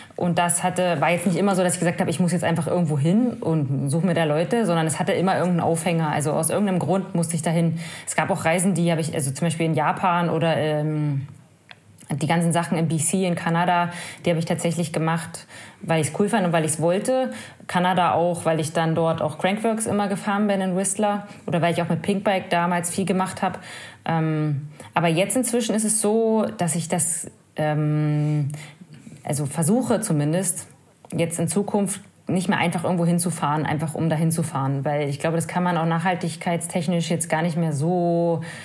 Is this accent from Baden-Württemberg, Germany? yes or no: no; Brandenburg, Germany; ich komme aus Brandenburg, das ist einfach flach, unser höchster Berg ist 80 Meter hoch